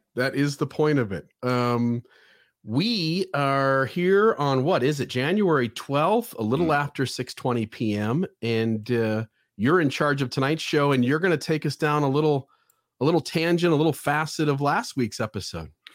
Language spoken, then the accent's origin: English; St. George, Utah, United States; Radio Free Mormon came to my hometown and uh, gave a presentation, went to a party. Uh, we were blowing up St. George this weekend